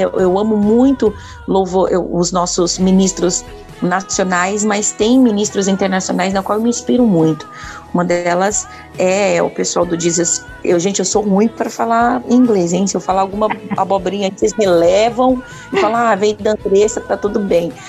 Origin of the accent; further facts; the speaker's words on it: Vargem Grande Paulista, São Paulo, Brazil; also born or lived in São Roque; now in Itu, Brazil; nasci em São Roque, mas fui criada na cidade de Vargem Grande Paulista